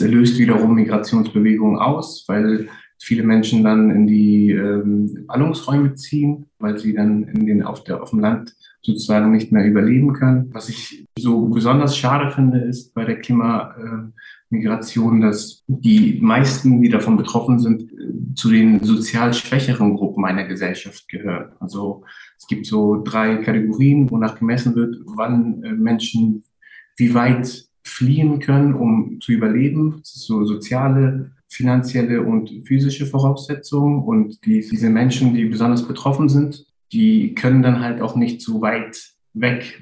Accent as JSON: {"language": "German", "country": "Iraq", "tie": "born or raised there", "moved": "yes", "said": "ich bin im Irak aufgewachsen"}